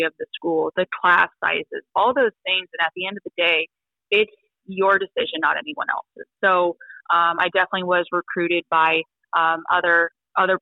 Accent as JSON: {"language": "English", "town": "Elk Grove", "region": "California", "country": "United States", "tie": "born or raised there", "moved": "yes", "said": "I'm originally from Elk Grove, California in Northern Cal."}